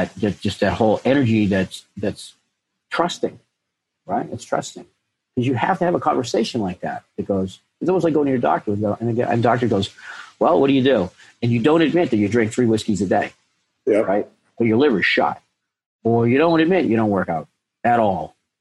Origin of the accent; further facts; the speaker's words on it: Boston, Massachusetts, United States; from Boston.